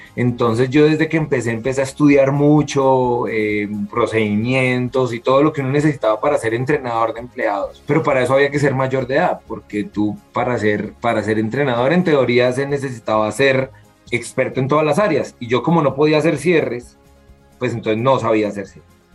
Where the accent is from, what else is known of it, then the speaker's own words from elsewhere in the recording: Colombia; como colombiano